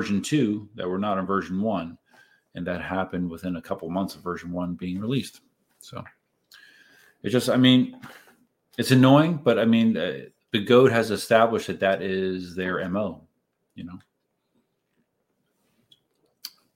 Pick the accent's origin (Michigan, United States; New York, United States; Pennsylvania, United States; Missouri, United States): Pennsylvania, United States; Reading; moved away as an adult; I am originally from Southeast Pennsylvania. I lived in the greater Reading area for the first 32 years of life